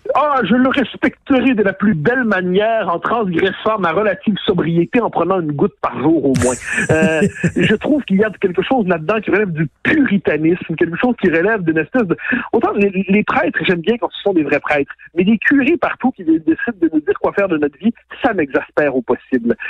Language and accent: French; Quebec, Canada; on est des Québécois